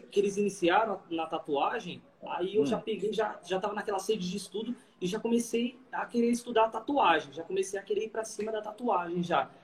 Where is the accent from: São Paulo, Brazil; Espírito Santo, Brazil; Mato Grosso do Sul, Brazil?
São Paulo, Brazil; Caieiras; sou daqui de Caeira, São Paulo